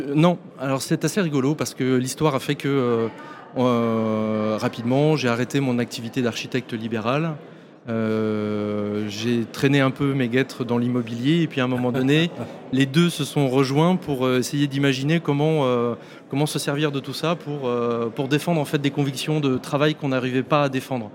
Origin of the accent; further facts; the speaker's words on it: Nantes, Pays de la Loire, France; on est nantais